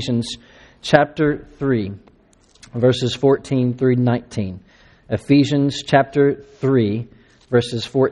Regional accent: Latexo, Texas, United States; moved away as an adult; also born or lived in Hong Kong, China; now in Austin, United States; I grew up in East Texas outside of Crockett, Texas. I grew up in a little town called Latexo

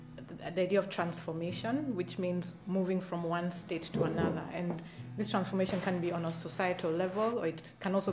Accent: Kenya; I am a writer from Kenya

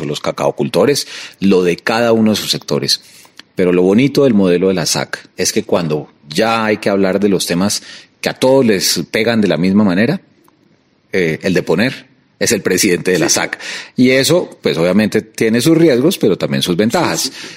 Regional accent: Colombia; como colombiano

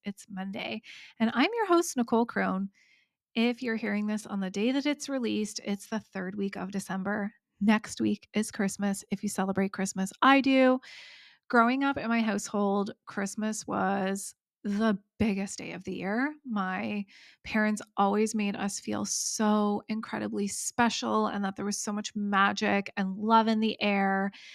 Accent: East Coast, United States; accent: East Coast; my East Coast accent

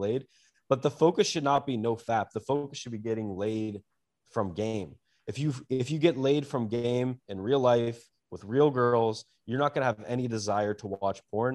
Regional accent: United States; as an American

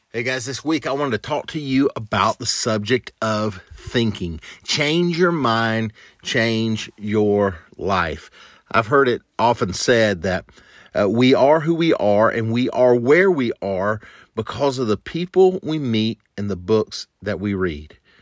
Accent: the South, United States; a kid growing up in the South

